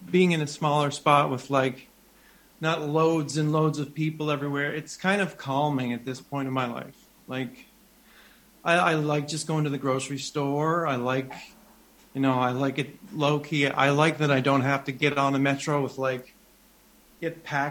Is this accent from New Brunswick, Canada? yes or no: yes; New Brunswick, Canada; also born or lived in Montreal; It's my home. It's where I actually grew up about a 45 minutes away from here in a smaller village, but this is the closest city to where I actually grew up.